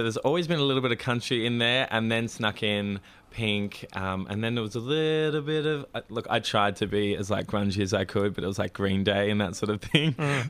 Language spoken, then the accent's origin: English; Melbourne, Victoria, Australia; Yes, eastern suburbs.